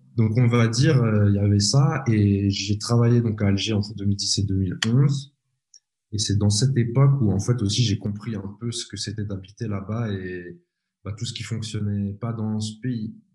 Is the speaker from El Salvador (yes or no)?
no; Switzerland; je suis de Suisse